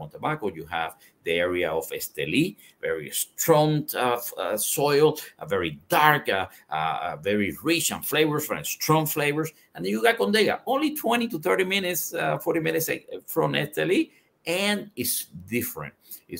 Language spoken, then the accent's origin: English; Cuba; now in United States; I'm Cuban seed. I was born in Cuba